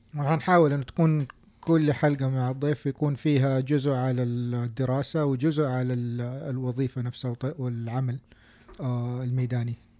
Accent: Saudi Arabia; now in United States; عندنا في السعودية

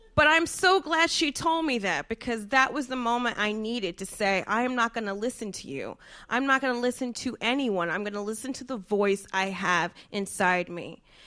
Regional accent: New Jersey, United States; I'm from Jersey

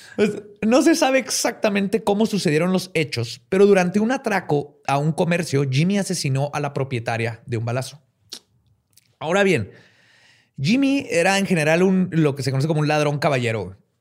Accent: Mexico; Somos mexicanos

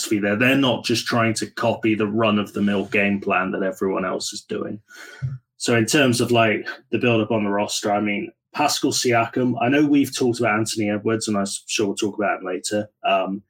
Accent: United Kingdom; as a Brit

